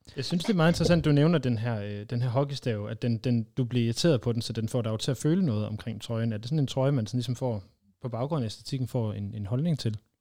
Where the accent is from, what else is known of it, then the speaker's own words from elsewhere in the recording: Aalborg, North Denmark Region, Denmark; jeg kommer fra Aalborg